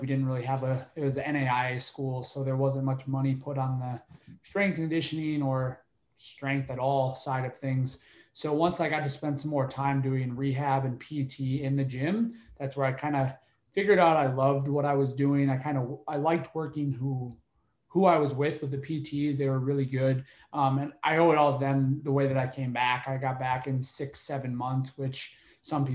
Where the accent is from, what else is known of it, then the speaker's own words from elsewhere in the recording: Jackson, Michigan, United States; moved away as an adult; also born or lived in Detroit, Michigan / Iowa; now in Nashville, United States; I grew up in Jackson, Michigan